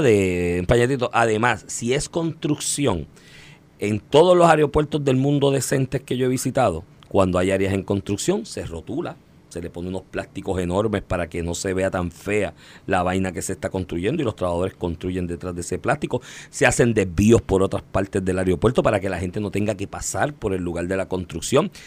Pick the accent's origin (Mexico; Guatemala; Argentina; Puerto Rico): Puerto Rico; nosotros mismos cuando llegamos como puertorriqueños